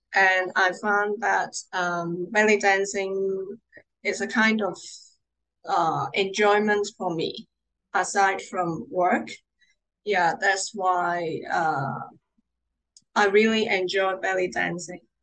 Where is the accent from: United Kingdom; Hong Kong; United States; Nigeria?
Hong Kong; I'm from Hong Kong